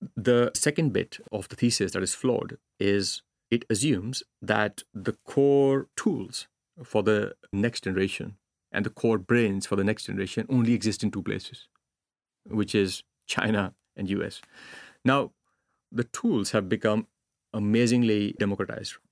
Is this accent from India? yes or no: yes; India; now in Finland; growing up in India, if you fail at something, the choice is no safety net